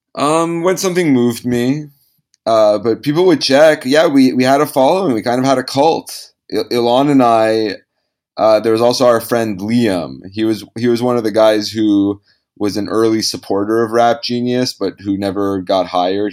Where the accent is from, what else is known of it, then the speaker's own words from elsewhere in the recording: Los Angeles, California, United States; I was born in Los Angeles